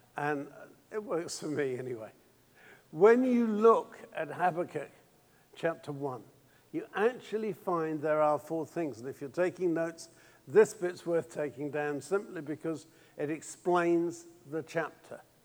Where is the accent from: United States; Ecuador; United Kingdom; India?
United Kingdom; England; being English